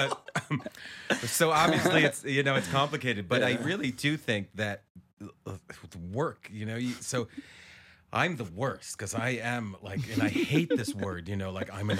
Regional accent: Israel; also born or lived in Ohio, United States; I was born in Ohio, but my parents uh-huh. left there when I was like a month or two old. So I have nothing to do with Ohio except uh-huh. that I was born there, mm-hmm. and then traveled around the States for a little bit, and then moved to Israel.

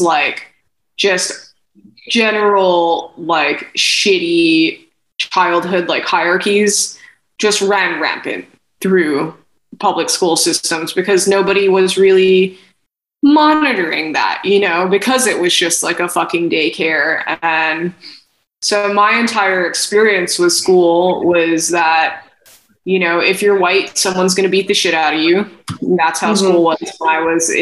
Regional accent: Hawaii, United States; I'm from Hawaii and my parents are from Hawaii

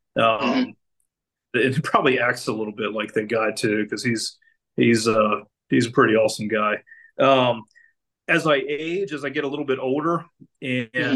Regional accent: Maryland, United States; I grew up in Maryland

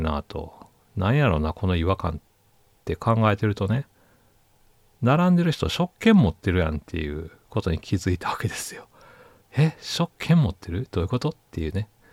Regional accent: Osaka, Japan; moved away as an adult; now in Tokyo, Japan; 私大阪人なんですけどね

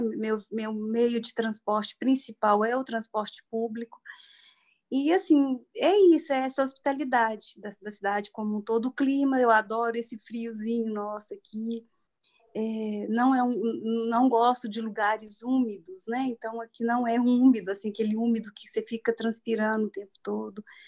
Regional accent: Desterro de Entre Rios, Minas Gerais, Brazil; moved away as an adult; now in Belo Horizonte, Brazil; Eu sou do interior de Minas, de Desterro de Entre Rios. É, eu moro em Belo Horizonte já há 31 anos, eu vim para cá para estudar.

